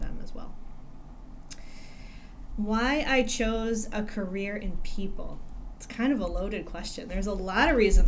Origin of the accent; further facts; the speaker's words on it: New Jersey, United States; now in Michigan, United States; my parents actually relocated back to Michigan, I should say, from where I grew up in New Jersey